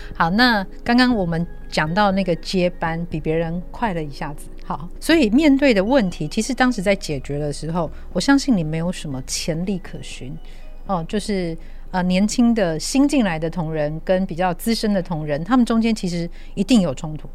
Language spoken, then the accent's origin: Chinese; Taiwan; 我们只要是在台湾长大、度过童年的人